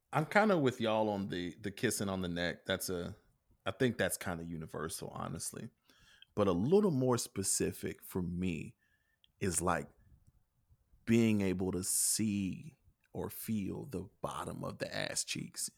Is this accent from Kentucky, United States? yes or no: yes; Kentucky, United States; I'm from Kentucky.